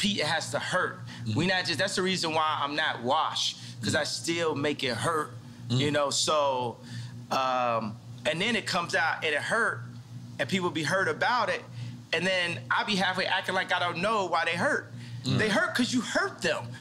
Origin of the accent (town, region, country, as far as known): Chicago, Illinois, United States; born or raised there; also born or lived in Atlanta, Georgia